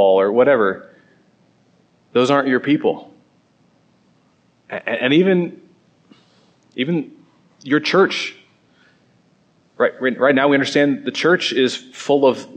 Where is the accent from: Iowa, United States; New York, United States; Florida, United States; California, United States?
Iowa, United States; Southeast; I'm from Southeast Iowa, I lived in the country most of my life. We moved back there